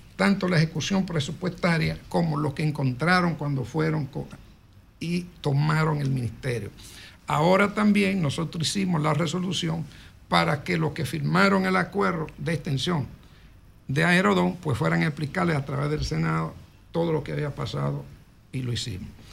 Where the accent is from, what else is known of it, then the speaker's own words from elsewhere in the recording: Santo Domingo, Distrito Nacional, Dominican Republic; also born or lived in Moca; en el barrio donde yo nací, que fue en Villa Consuelo, yo vengo de Moca también, mi familia, pero crecí pues en Villa Consuelo